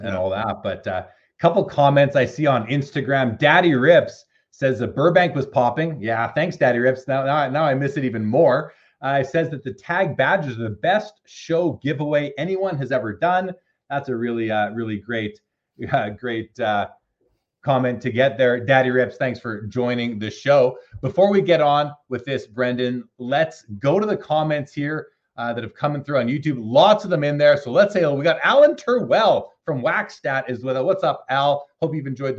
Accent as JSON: {"language": "English", "country": "Canada", "said": "We're both Canadian"}